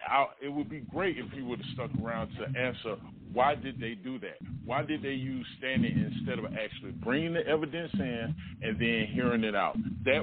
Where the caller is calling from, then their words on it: Atlanta, Georgia, United States; I'm calling you from Atlanta.